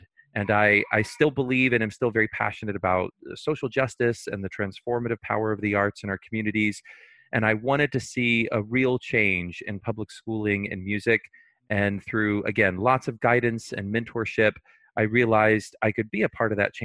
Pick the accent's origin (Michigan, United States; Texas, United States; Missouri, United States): Texas, United States; Houston; When I was growing up in Houston, there were a lot of things that my community expected to be predetermined